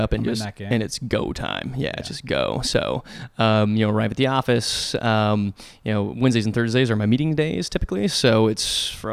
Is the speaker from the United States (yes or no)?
yes; Nebraska, United States; moved away; I'm from Nebraska